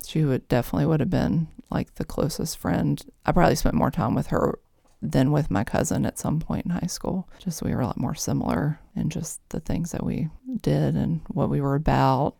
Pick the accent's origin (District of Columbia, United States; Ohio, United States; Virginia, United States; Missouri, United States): Virginia, United States; Mechanicsville; I grew up mostly in Mechanicsville, Virginia, here, not far from here